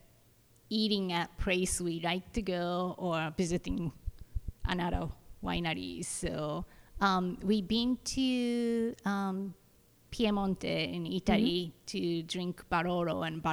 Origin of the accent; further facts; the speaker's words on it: Japan; now in United States; I'm from Japan